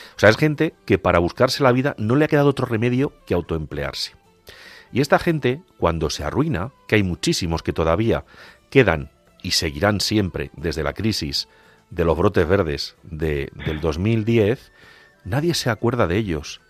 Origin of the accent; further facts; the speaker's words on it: Agudo, Castilla-La Mancha, Spain; soy hermano de una hermandad en mi pueblo en Agudo